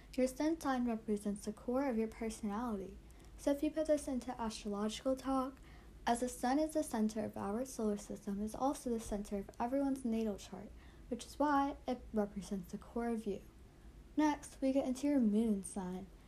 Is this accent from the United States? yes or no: yes; South Carolina, United States; I'm 13 and I'm from South Carolina